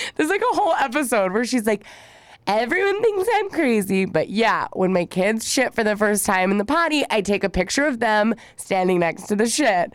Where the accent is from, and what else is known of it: California, United States